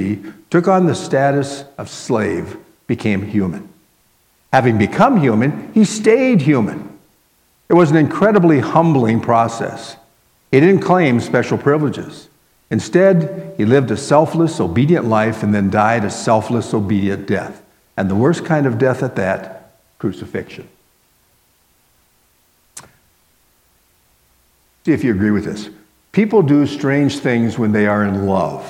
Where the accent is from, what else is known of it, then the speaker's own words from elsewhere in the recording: Miami, Florida, United States; as a little guy growing up in Miami, Florida